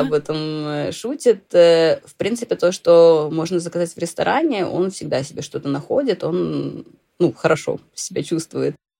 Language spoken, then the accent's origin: Russian; Saint Petersburg, Russia; moved away as an adult; now in Dalarna, Sweden; я выросла, да, там, в Санкт-Петербурге